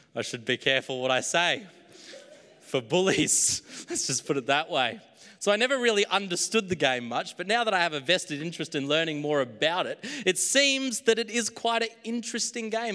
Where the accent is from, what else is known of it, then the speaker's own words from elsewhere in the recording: Queensland, Australia; now in New South Wales, Australia; my hometown in Queensland